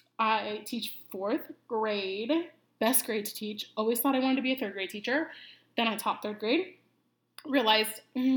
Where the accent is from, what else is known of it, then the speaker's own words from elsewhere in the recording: Iowa, United States; moved away as an adult; now in Arizona, United States; But born and raised in Iowa, which I am so glad that I was raised in Iowa. Love Iowa.